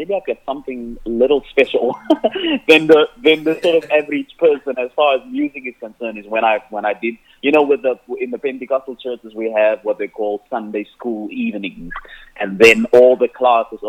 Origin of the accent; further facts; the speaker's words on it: Cape Town, Western Cape, South Africa; first language Afrikaans; English is a second language; So that's where I grew up. I grew up on the Cape Flats